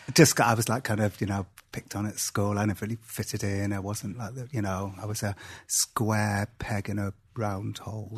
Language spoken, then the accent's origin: English; Cardiff, Wales, United Kingdom; I was born and grew up in Wales